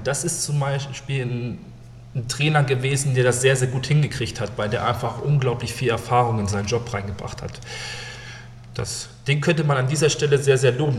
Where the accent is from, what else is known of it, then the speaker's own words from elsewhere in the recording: Neustadt am Rübenberge, Lower Saxony, Germany; also born or lived in Hannover; Habe sehr, sehr lange in, ja, wirklich in Neustadt, in meiner Heimatstadt gespielt